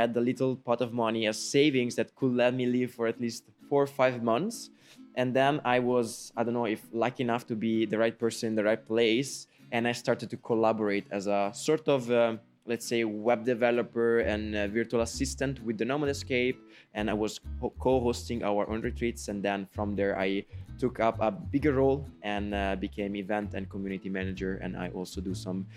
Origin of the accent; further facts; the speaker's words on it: Monvalle, Lombardy, Italy; moved away; I'm from Italy, actually. A very, very small village in the north of Italy. It's almost Switzerland, and it's called Monvalle